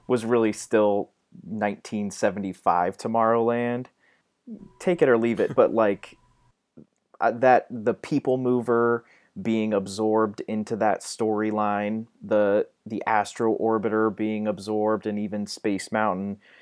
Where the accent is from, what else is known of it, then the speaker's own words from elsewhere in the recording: Ohio, United States; I'm from Ohio.